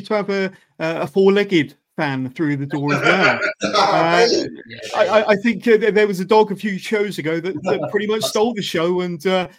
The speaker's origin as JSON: {"language": "English", "town": "Oxford", "region": "South East England", "country": "United Kingdom", "said": "I'm also from Oxford."}